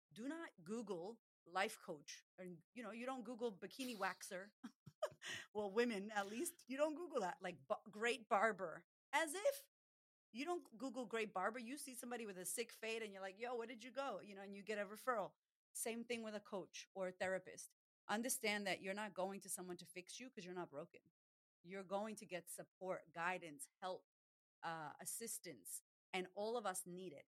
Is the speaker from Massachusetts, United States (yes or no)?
yes; Boston, Massachusetts, United States; now in Australia; We're Puerto Rican descent. And I'm from Boston originally, but I live in Australia